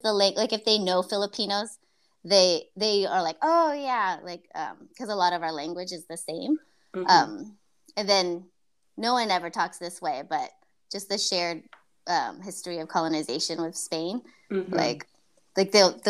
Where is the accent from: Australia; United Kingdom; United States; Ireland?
United States; East Bay, California; I'm from here. I'm from the East Bay. I was born here.